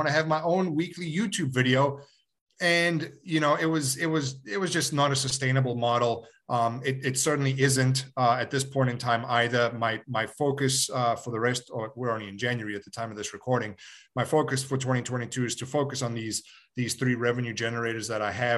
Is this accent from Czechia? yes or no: no; Johannesburg, Gauteng, South Africa; born or raised there; moved away; also born or lived in Yugoslavia